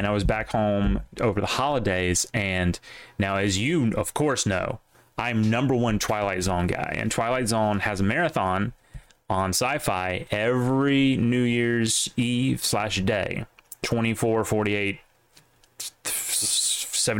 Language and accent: English; the South, United States; growing up in the South